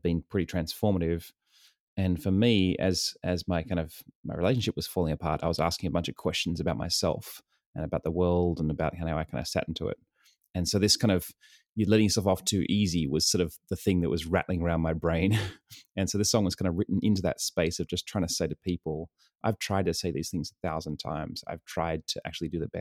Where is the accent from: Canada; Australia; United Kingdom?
Australia; Sydney, New South Wales; moved away as an adult; also born or lived in New York; now in San Diego, United States; I was born and raised in Sydney, New South Wales, and lived there for most of my life, and then moved to the States almost 8 years ago